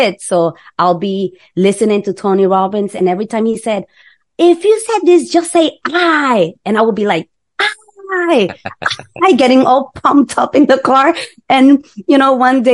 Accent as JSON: {"language": "English", "country": "Nicaragua", "moved": "yes", "said": "We're from Nicaragua."}